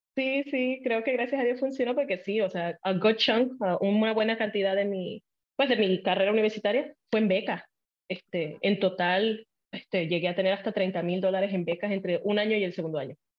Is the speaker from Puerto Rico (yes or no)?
yes; Puerto Rico; first language Spanish; moved away as an adult; also born or lived in Illinois, United States; now in United States; Yo nací en Estados Unidos, en Illinois, pero me fui a los cuatro años a Puerto Rico con mi mamá y la familia de mi mamá, porque mis papás se divorciaron. Entonces, toda mi niñez fue en Puerto Rico